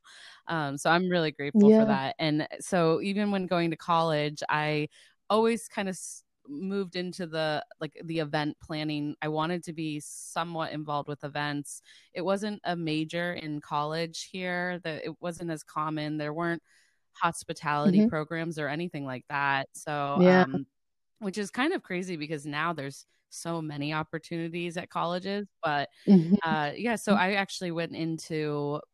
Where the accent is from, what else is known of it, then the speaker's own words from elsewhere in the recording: Cincinnati, Ohio, United States; now in Boston, United States; I grew up in Cincinnati, Ohio